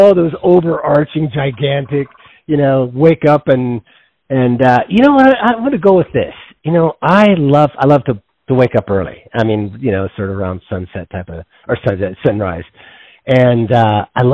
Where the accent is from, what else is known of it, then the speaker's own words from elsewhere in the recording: Washington, United States; also born or lived in Yosemite National Park, California; Washington State, primarily in the Northwest, who grew up in the mountains there